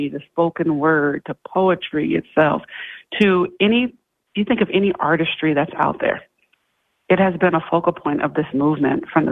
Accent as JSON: {"language": "English", "region": "Iowa", "country": "United States", "tie": "born or raised there", "moved": "yes", "said": "I come from Iowa"}